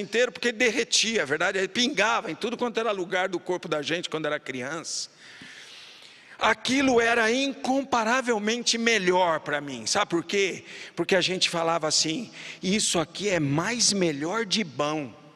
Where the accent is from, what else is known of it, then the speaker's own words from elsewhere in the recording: Sorocaba, São Paulo, Brazil; da cidade de Sorocaba, onde eu fui criado